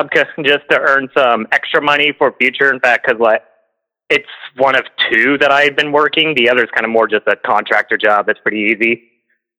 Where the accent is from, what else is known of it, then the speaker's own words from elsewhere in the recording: South Carolina, United States; I'm from South Carolina